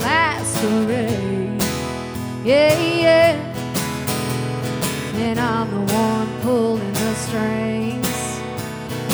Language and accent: English; Texas, United States; moved away; I'm from Texas originally